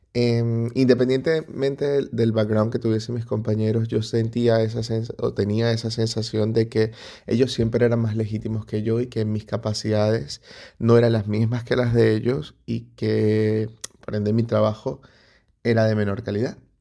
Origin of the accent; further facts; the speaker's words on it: Venezuela; moved away as an adult; now in Spain; En mi país, eh, Venezuela